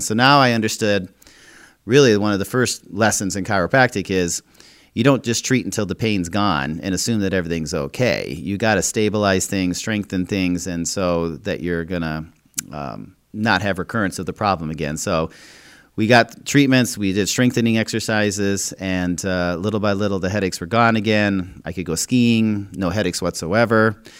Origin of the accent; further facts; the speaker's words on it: Minnesota, United States; when I was growing up in Minnesota